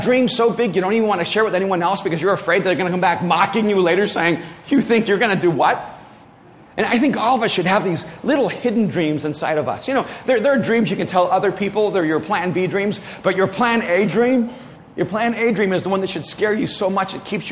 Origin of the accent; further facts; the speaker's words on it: El Salvador; moved away; my grandparents were raising me in El Salvador